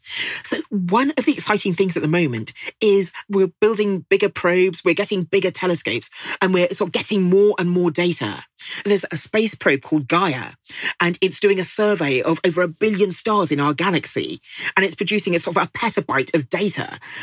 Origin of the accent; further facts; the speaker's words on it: Nigeria; And I'm Nigerian and my husband is British